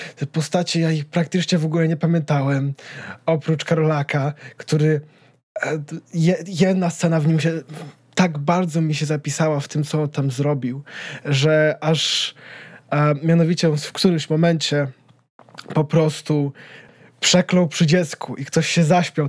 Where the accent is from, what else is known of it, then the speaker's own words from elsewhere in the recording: Poland; czy ja na pewno jestem Polakiem